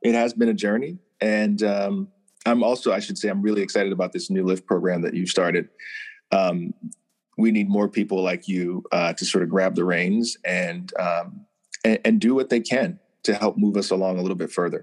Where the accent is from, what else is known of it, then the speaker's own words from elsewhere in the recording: Hertford, North Carolina, United States; I grew up in North Carolina in a really, really tiny town called, Hertford, North Carolina